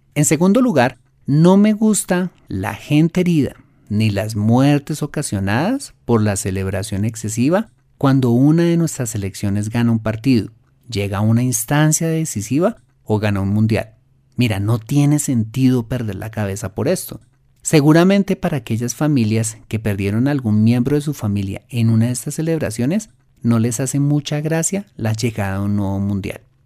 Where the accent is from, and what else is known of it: Colombia